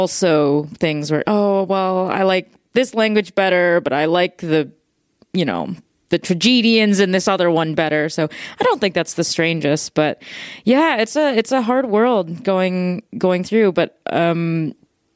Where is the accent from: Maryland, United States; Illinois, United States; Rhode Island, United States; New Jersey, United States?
Illinois, United States; Chicago; I grew up in Chicago